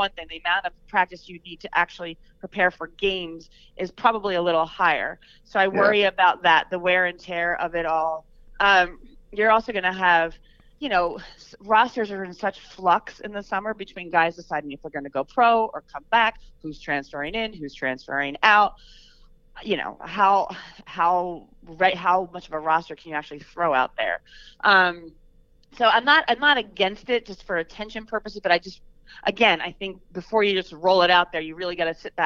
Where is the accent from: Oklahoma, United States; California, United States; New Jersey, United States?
New Jersey, United States; I'm from New Jersey